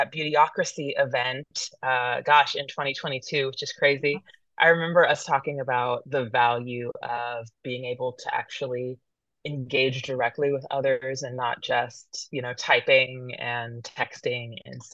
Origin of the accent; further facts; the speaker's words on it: Modesto, California, United States; also born or lived in San Francisco, California / Oakland, California; I was born in San Francisco, California. My parents lived along Lake Merritt. My dad passed when I was quite young, and we ended up in Modesto, California